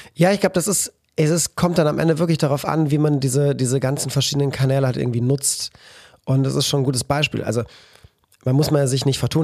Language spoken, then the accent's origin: German; Cologne, North Rhine-Westphalia, Germany; als Kölner